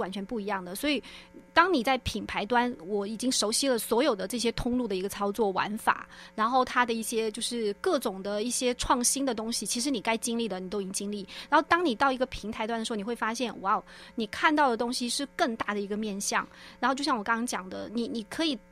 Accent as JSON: {"language": "Chinese", "region": "Guizhou", "country": "China", "tie": "born or raised there", "also_born_or_lived": "Shanghai", "moved": "yes", "lives_now": "Taiwan", "said": "我的老家在贵州，就是贵州茅台"}